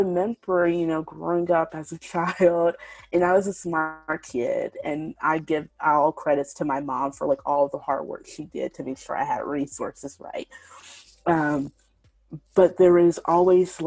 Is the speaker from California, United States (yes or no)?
no; Shreveport, Louisiana, United States; I grew up in the South, here in Shreveport, Louisiana